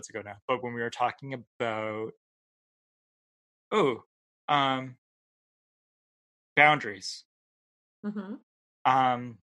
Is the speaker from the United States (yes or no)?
no; Canada; I'm a Canadian